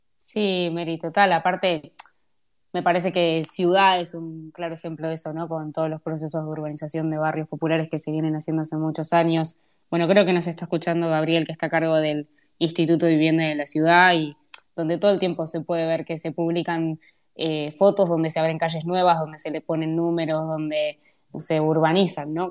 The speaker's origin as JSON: {"language": "Spanish", "region": "Buenos Aires", "country": "Argentina", "said": "yo soy de Lugano"}